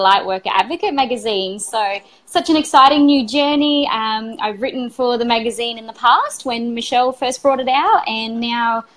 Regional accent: Adelaide, South Australia, Australia; moved away as an adult; also born or lived in Brisbane; I moved from Adelaide, where I first grew up and where I was doing that work, and moved to Brisbane

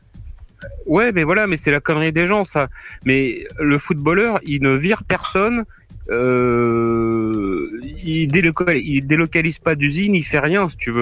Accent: Normandy, France; chez moi, en Normandie

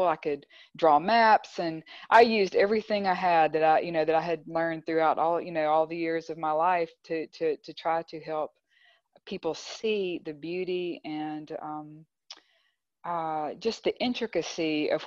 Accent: Clinton, Mississippi, United States; now in Grenada, United States; Growing up in Clinton

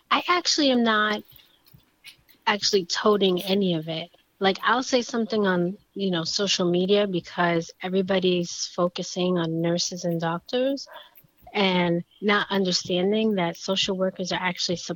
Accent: New York, United States; accent: New York; New Yorkers know each other. We sort of, you just hear that accent a little bit. My accent is a little gone.

